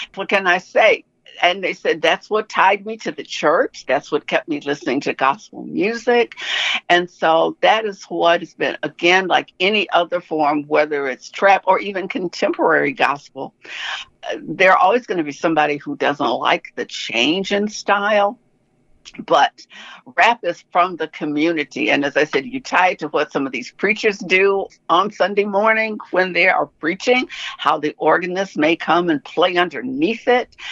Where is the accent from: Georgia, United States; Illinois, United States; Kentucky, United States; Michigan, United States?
Michigan, United States; Detroit; my hometown of Detroit